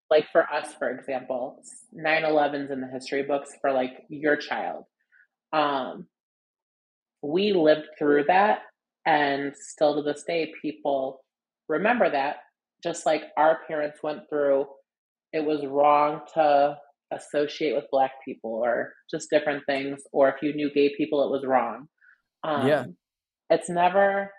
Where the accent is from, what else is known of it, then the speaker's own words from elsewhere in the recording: Evanston, Illinois, United States; also born or lived in Chicago, Illinois / Las Vegas, Nevada; I was born in Evanston, Illinois. I've lived in the city. I've lived in Las Vegas.